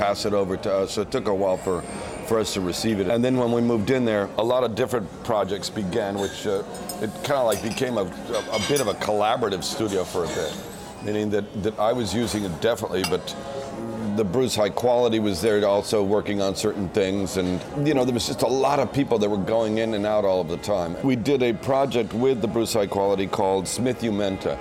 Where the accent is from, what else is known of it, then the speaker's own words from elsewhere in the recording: Mexico City, Mexico; first language Spanish; English is a second language; also born or lived in Brownsville, Texas; now in New York, United States; I grew up in Mexico City.